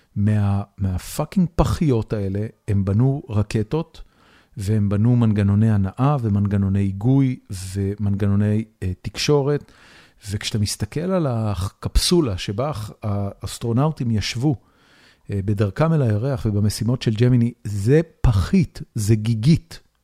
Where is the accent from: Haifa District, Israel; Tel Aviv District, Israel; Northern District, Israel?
Haifa District, Israel; Haifa; moved away as an adult; now in Austin, United States; הבית שגדלתי בו בחיפה